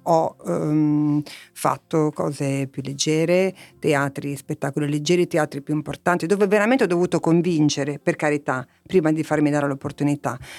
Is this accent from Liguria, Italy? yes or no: yes; Lavagna, Liguria, Italy; moved away; io sono nata a Lavagna, in una piccola cittadina